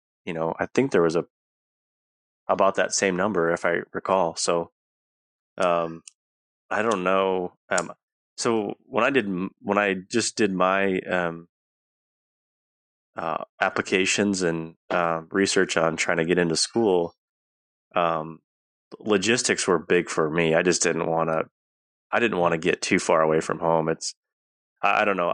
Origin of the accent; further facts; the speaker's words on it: Pickstown, South Dakota, United States; my hometown it's kind of on the Nebraska South Dakota border, and so right along the Missouri River.